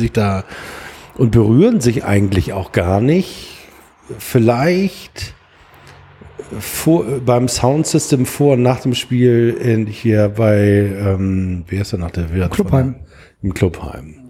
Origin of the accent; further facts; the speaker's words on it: Hamburg, Germany; ich bin aufgewachsen in Blankenese